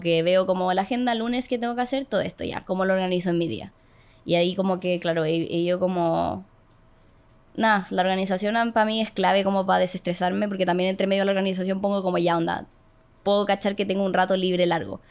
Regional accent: Calera de Tango, Santiago Metropolitan Region, Chile; yo vivía, cuando era chica, vivía en Calera de Tango

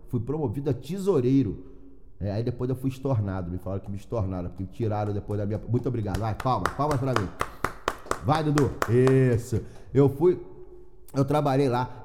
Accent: Rio de Janeiro, Brazil; moved away as an adult; now in Braga, Portugal; eu sou do Rio de Janeiro

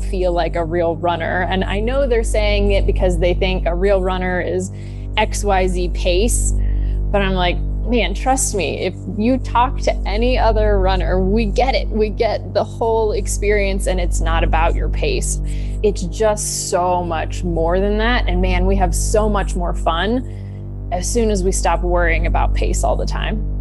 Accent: Kansas City, United States; I grew up in Kansas City, so very Midwestern upbringing

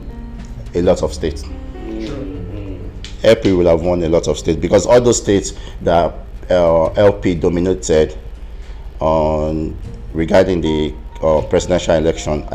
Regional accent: Kwara, Nigeria

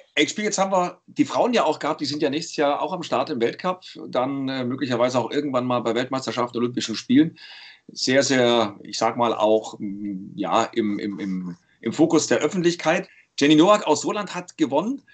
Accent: Leipzig, Saxony, Germany; accent: Saxon; Ich komme aus dem Osten, ich bin der einzige Össi hier unter uns. Ich komme aus Leipzig

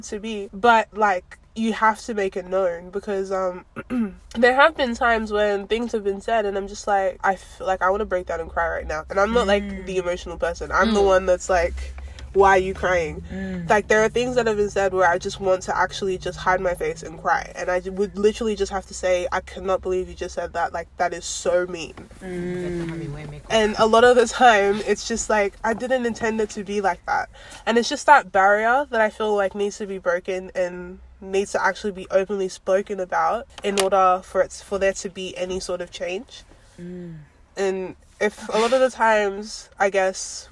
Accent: Australia; in Australia, we say we're pretty much first generation Nigerians growing up in Australia

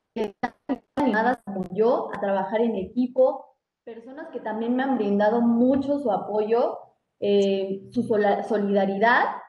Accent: Mexico; como mexicanos

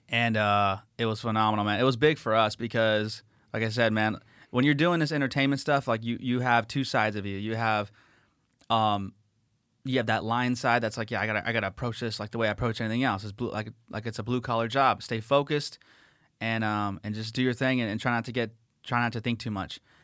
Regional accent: La Habra, California, United States; when I was a kid growing up in La Habra, California

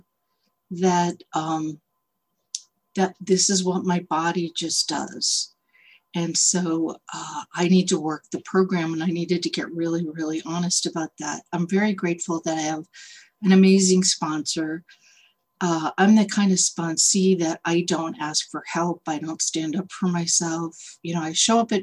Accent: Boston, Massachusetts, United States; moved away as an adult; now in San Francisco, United States; I'm originally from the Boston area, but in 1990, I moved out here to San Francisco.

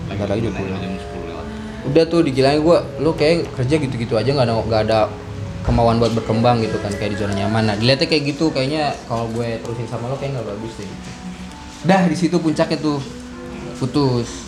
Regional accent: West Sumatra, Indonesia; karena dilihatnya gue orang Padang

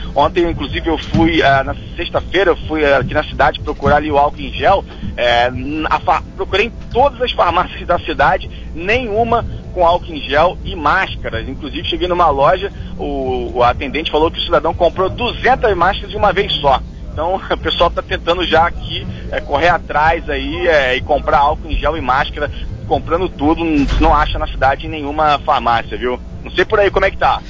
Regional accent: Brazil; nós brasileiros

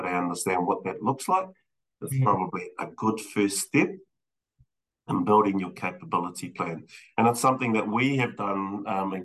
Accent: Rotorua, Bay of Plenty, New Zealand; now in Wellington, New Zealand; I'm born and bred from Rotorua. I grew up in Rotorua

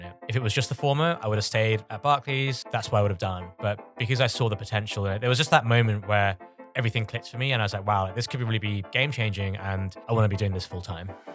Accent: Bangladesh; moved away; I'm originally from Bangladesh.

